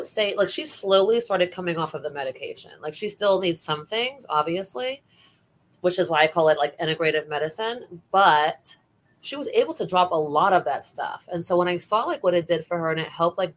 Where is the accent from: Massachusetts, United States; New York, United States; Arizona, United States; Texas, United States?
New York, United States; New York City; also born or lived in Bronx, New York; now in Orlando, United States; I was born in Bronx Lebanon Hospital, but raised in Brooklyn mainly.